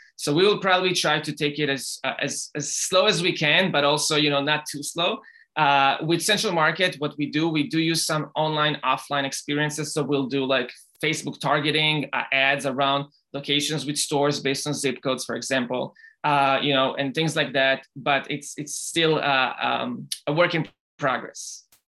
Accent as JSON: {"language": "English", "country": "Israel", "tie": "born or raised there", "moved": "yes", "lives_now": "United States", "said": "I grew up in Israel"}